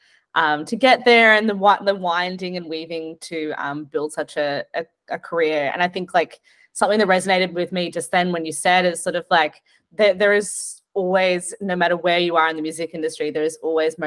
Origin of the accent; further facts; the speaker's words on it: Gold Coast, Queensland, Australia; moved away; I grew up in the Gold Coast